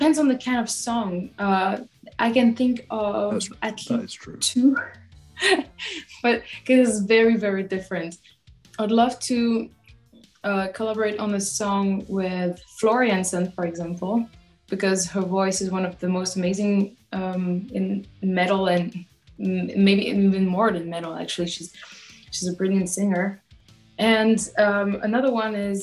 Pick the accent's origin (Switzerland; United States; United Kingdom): Switzerland; French-speaking part of Switzerland, Romandy; moved away as an adult; I'm from the French speaking part of Switzerland, and I only moved a few years ago.